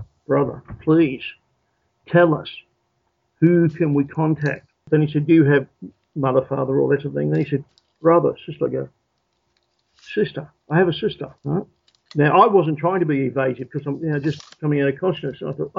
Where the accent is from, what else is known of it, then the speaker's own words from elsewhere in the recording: Australia; I suppose I'm very much Australian in my way of thinking and so on and manner